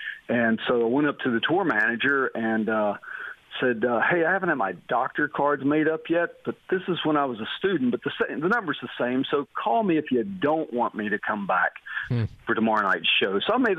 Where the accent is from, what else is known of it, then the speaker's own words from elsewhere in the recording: West Virginia, United States; also born or lived in Abilene, Texas; I grew up in West Virginia. Then I went to school out in West Texas at Abilene Christian University